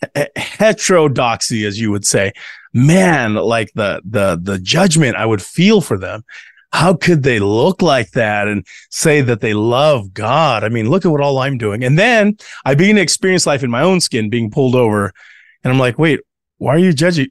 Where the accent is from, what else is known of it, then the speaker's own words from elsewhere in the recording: United States; also born or lived in Tonga; growing up in the American church